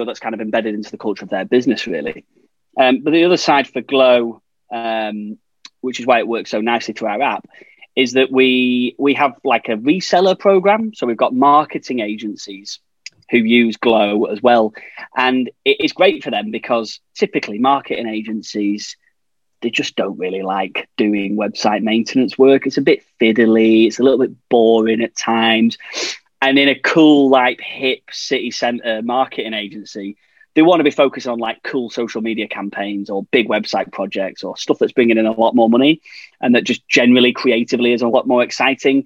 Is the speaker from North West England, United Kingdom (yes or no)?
yes; Blackpool, North West England, United Kingdom; But I grew up there, stone's throw from the tower